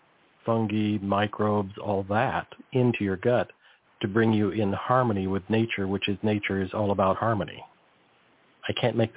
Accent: California, United States; I grew up near the Salinas Valley. So it was a massive amount of ag.

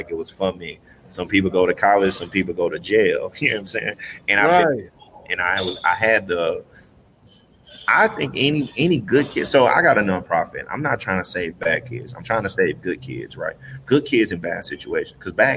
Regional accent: Houston, Texas, United States; moved away; also born or lived in California; I'm live from Houston

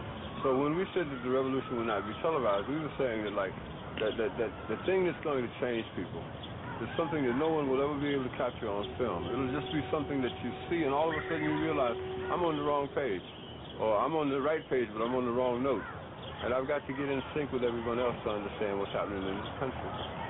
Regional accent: United States; being born American didn't seem to matter, because we were born Americans

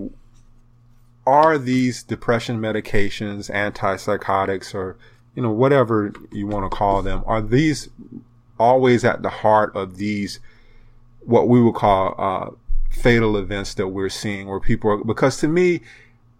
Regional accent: South Carolina, United States; my home state of South Carolina

